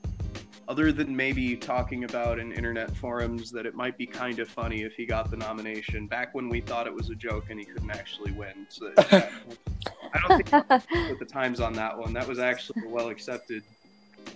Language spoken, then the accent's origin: English; United States; I'm from around Lake Beach. You could just say I'm from Lake County